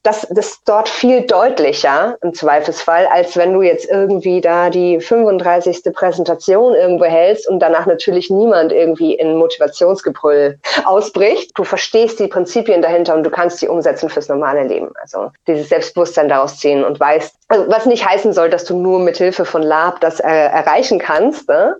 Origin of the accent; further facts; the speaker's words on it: near Munich, Bavaria, Germany; ich komme aus der Nähe von München.